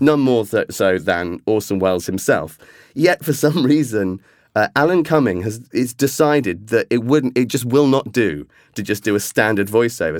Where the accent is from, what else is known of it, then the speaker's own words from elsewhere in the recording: England, United Kingdom; as an Englishman